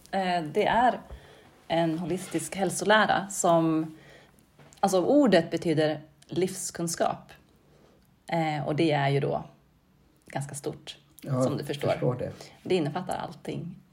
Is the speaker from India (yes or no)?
no; Mohed, Gävleborg County, Sweden; moved away as an adult; also born or lived in Norway / Stockholm; now in Bollnäs, Sweden; jag växte upp i Mohed, en liten